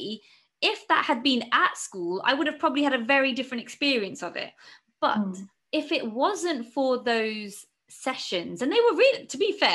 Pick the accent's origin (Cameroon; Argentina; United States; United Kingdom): United Kingdom; England; I'm a British citizen, and you know, born and raised here